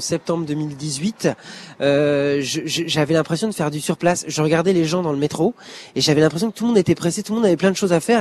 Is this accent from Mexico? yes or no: no; Normandy, France; moved away as an adult; also born or lived in Le Mans; now in Paris, France; je suis normand, donc euh, je mange encore du camembert tout le temps.